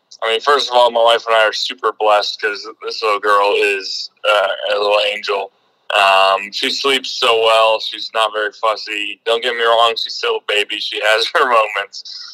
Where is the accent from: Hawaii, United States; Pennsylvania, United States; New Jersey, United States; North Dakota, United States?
North Dakota, United States; moved away as an adult; I grew up in North Dakota